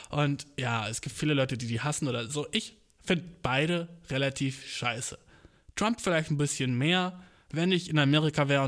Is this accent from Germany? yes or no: no; Turkey; ich kann's ja sagen, Humor, ich bin Türke, so, ja, ja.